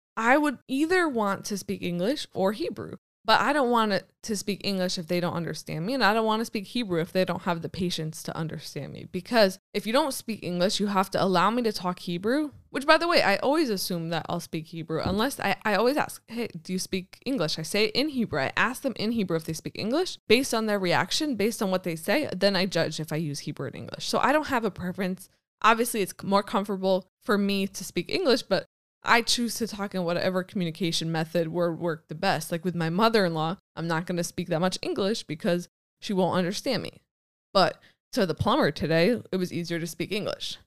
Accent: United States; now in Israel; being American

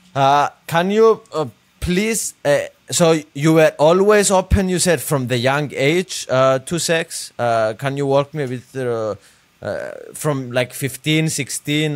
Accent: Cyprus; now in United States; I grew up in a small country in Europe named Cyprus.

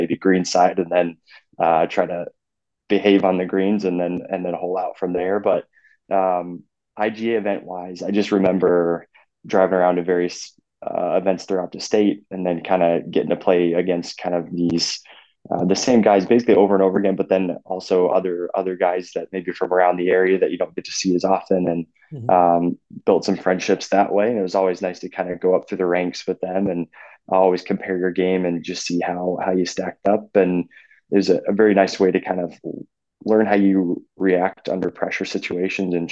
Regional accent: Clive, Iowa, United States; I've been in the area of Iowa, central Iowa, basically my whole life. I grew up in Clive

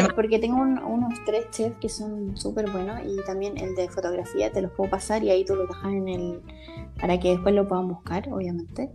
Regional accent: Valparaíso, Chile; moved away as an adult; also born or lived in Barcelona, Spain; now in Spain; famoso en Valparaíso, donde yo nací

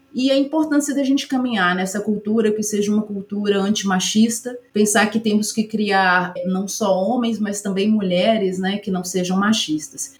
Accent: Ubá, Minas Gerais, Brazil; also born or lived in Juiz de Fora; Eu sou natural de Ubá, que é uma cidade aqui próxima

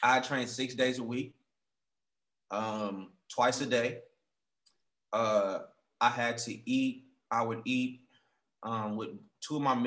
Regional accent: Oakland, California, United States; moved away; also born or lived in Seattle; I'm from Oakland

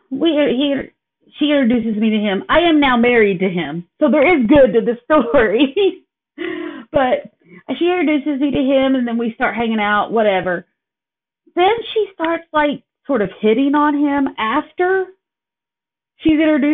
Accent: Kingston, Tennessee, United States; moved away as an adult; now in Appleton, United States; I born and raised in Kingston, Tennessee.

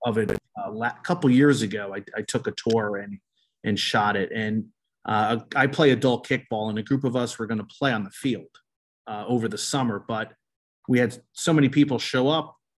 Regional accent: Colonia, New Jersey, United States; moved away; I grew up in Colonia

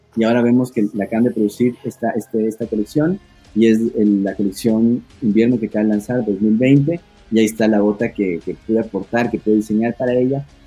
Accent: Ecuador; moved away as an adult; also born or lived in Italy / Spain; soy el diseñador ecuatoriano

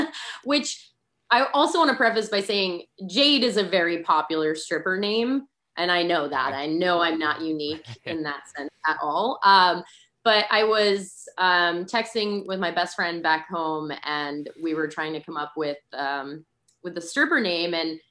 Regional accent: New England, United States; accent: New England; I lost my New England accent.

